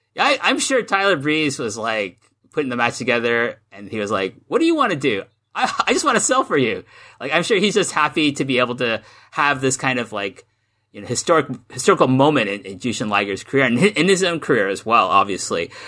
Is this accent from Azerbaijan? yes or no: no; Canada; moved away as an adult; now in Japan; I grew up in Canada